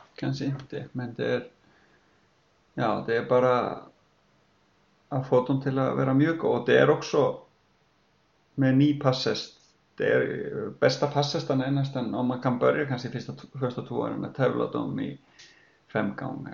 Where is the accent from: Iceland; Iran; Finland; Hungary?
Iceland; moved away as an adult; now in Sweden; jag kommer från Island och uppflyttade hit med min fru